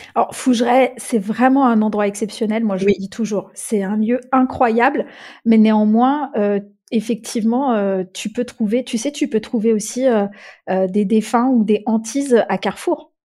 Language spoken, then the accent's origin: French; Czechia; en République tchèque c'est de là d'où je viens et c'est de, ces racines-là desquelles je, me sens le, le plus proche